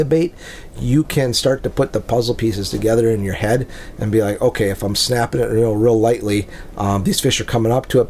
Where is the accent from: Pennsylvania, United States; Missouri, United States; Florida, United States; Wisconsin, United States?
Wisconsin, United States; Lake Winnebago; growing up on Lake Winnebago, which is, you know, kind of the lake or the Mille Lacs Lake of Minnesota